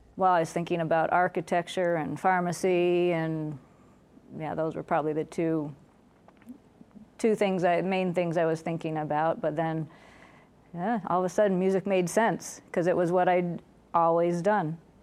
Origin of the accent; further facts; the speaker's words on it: Liverpool, New York, United States; I grew up in Liverpool, New York.